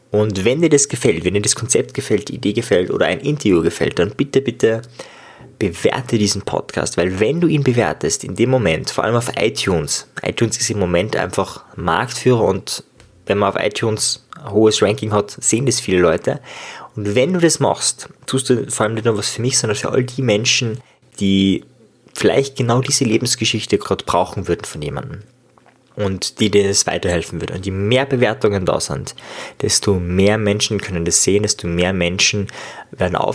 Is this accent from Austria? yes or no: yes; Austria; Ja, ich komme aus Österreich und auch viele oder manche meiner Gäste sind aus Österreich und äh, wenn ich mit Österreichern rede, rede ich meistens Österreichisch, man hört es schon.